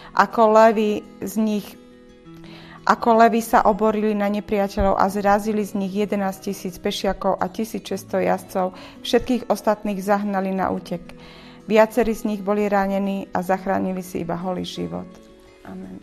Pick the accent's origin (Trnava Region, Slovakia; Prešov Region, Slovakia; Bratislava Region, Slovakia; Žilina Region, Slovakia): Žilina Region, Slovakia; Dolný Kubín; my sme z Dolného Kubína